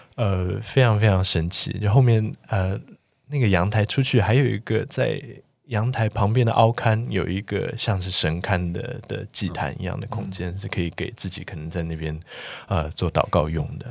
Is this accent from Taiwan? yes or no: yes; Taiwan; 我们四位来自台湾的建筑人